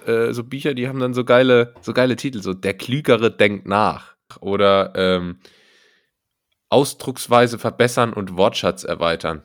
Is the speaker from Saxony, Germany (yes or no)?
no; Berlin, Germany; ich als Berliner